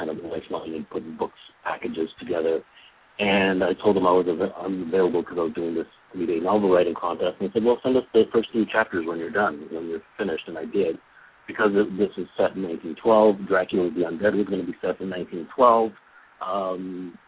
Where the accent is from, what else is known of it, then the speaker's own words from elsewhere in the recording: Toronto, Ontario, Canada; I'm from Toronto, Canada, and actually that's pretty much where I'm at right now